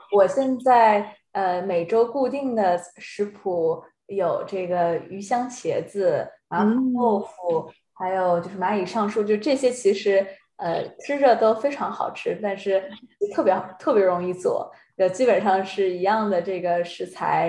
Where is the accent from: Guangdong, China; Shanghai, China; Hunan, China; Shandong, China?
Shanghai, China; moved away; 我上海人